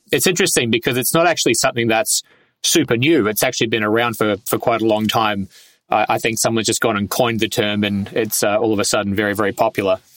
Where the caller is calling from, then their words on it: Melbourne, Victoria, Australia; I'm at level 21 in the new WeWork building in Melbourne in a um, seemingly a, a purpose built soundproof booth for podcasting.